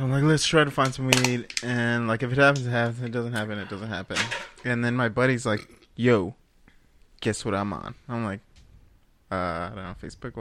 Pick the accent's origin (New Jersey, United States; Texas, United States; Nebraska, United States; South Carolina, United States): Texas, United States; Dallas; we're from Dallas, Texas